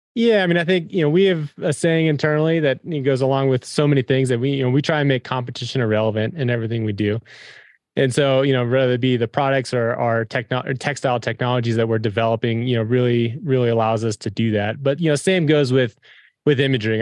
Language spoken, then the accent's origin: English; Front Range, Colorado, United States; grew up, we grew up in the Front Range